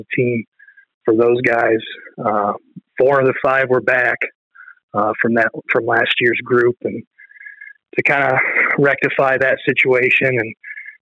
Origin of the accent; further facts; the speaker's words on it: Ottawa, Ohio, United States; I'm from Ottawa Glandorf. That's my home course.